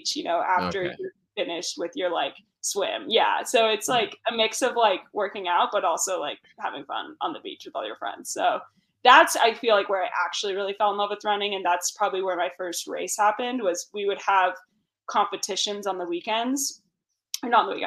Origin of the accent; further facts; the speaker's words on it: Santa Cruz, California, United States; also born or lived in Aptos, California; I'm from Santa Cruz, California, which is like Central Coast beach town